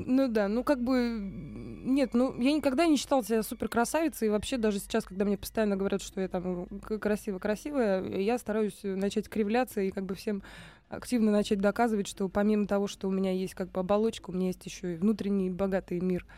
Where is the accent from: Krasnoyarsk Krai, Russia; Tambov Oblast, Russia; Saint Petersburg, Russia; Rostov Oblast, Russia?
Tambov Oblast, Russia; Michurinsky District; born or raised there; also born or lived in Priozersk, Leningrad Oblast; now in Moscow, Russia